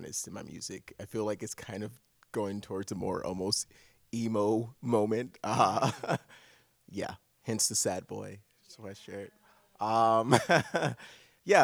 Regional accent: Pontiac, Michigan, United States; now in Chicago, United States; I'm from Michigan, small little city, Pontiac, Michigan

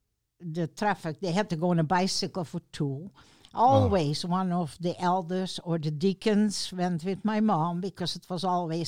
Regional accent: South Holland, Netherlands; English is a second language; now in Lynden, United States; I was born in the Netherlands, and I still remember, you know, the most memories start when Second World War started.

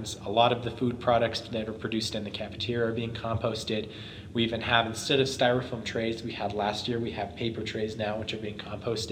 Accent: Estes Park, Colorado, United States; growing up in Estes

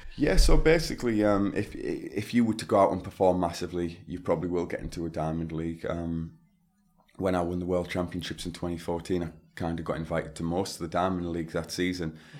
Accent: Stockton-on-Tees, North East England, United Kingdom; my hometown of Stockton on Tees in Teesside

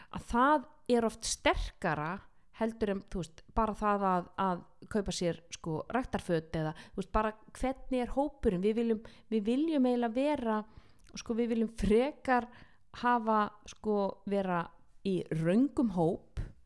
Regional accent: Iceland

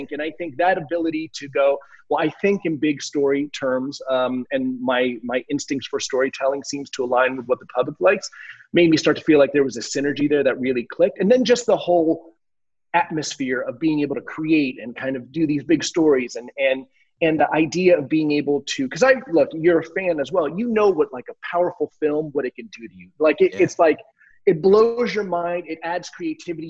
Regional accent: New Jersey, United States; moved away; also born or lived in Miami; I grew up in Jersey. I'm a, you know, a Northeast, a tri-state area guy

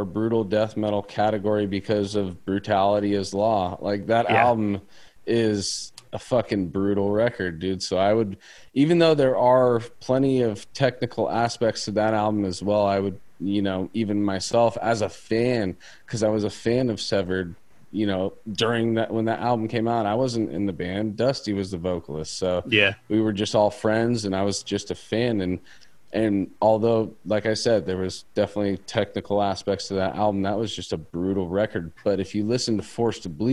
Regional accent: Pacifica, California, United States; my hometown

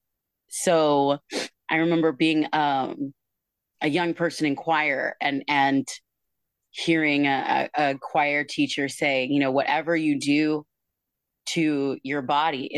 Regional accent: Tacoma, Washington, United States; I am from Tacoma, Washington

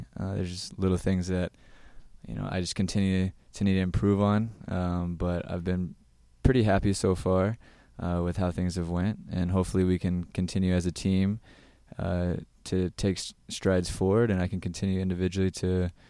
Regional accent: Virginia, United States; A lot of talent coming out of Virginia, especially at the current time and my age, in Maryland and definitely the Carolinas at the time. I was a Region 1 kid, so just growing up, I went through the ODP system.

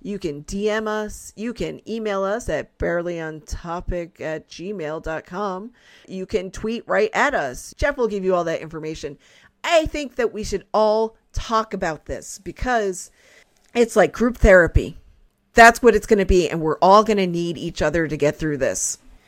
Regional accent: Canada; I am a Canadian, regardless of what my passport says.

